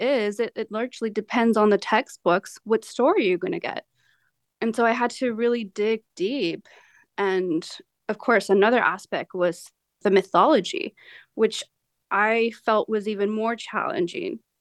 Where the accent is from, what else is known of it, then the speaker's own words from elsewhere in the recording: Calexico, California, United States; now in San Diego, United States; born and raised in the Imperial Valley in the small border town of Calexico, California